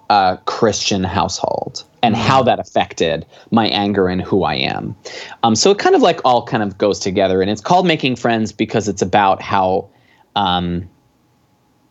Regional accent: Long Island, New York, United States; moved away as an adult; also born or lived in Buffalo; now in Los Angeles, United States; I grew up on Long Island originally

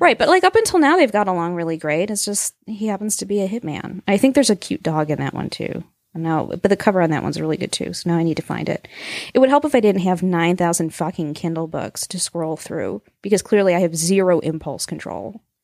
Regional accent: Green Bay, Upper Midwest, Wisconsin, United States; people from Green Bay and the Upper Midwest were like, "We're basically Canadian," is what it amounts to. We just are.

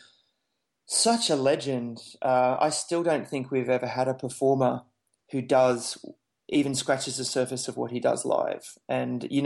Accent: Brisbane, Queensland, Australia; I'm a Brisbane boy, so I was born in Brisbane

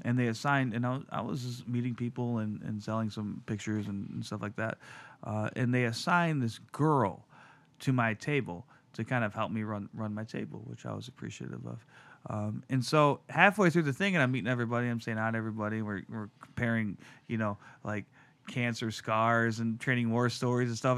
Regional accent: Detroit, Michigan, United States; as a kid growing up in Detroit in the nineties

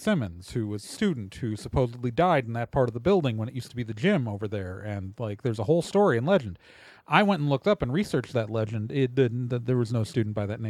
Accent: Wauwatosa, Wisconsin, United States; I grew up in Wauwatosa, Wisconsin, one of the Milwaukee suburbs

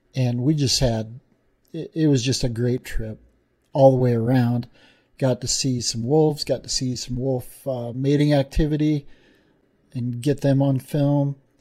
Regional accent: Wyoming, United States; in, in Wyoming, even got to be in my home state

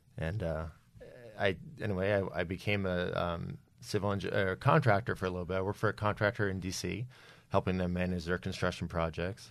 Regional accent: New Jersey, United States; also born or lived in Philadelphia; I was born in Philadelphia, uh, early seventies, grew up in New Jersey

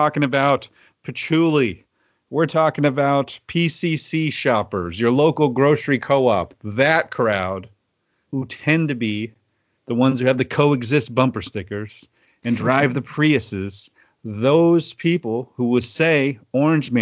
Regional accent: Oklahoma, United States; now in Pacific Northwest, United States; My home state of Oklahoma

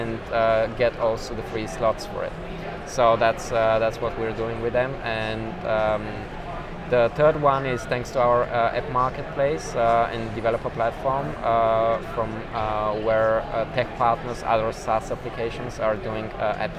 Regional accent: Sofia, Sofia City, Bulgaria; also born or lived in Plovdiv; I'm coming from Sofia

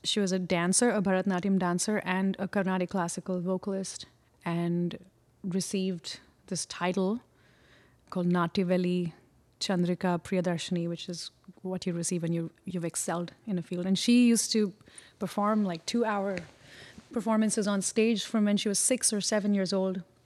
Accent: Mumbai, Maharashtra, India; moved away as an adult; also born or lived in Chennai, India / Pondicherry, India; now in Brooklyn, United States; I grew up in Bombay, and I was born in Chennai in the south of India, and then I I was in Pondicherry for about a couple of year, a couple of years, and then moved to Bombay

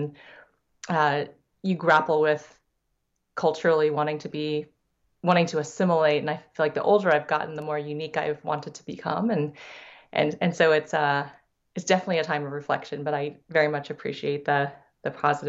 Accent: San Diego, California, United States; I grew up in San Diego. After my dad finished chiropractic school, he moved out west to California, where I grew up.

